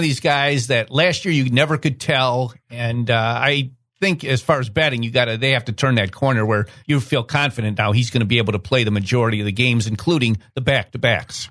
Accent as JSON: {"language": "English", "region": "Wisconsin", "country": "United States", "tie": "born or raised there", "said": "I grew up in Wisconsin"}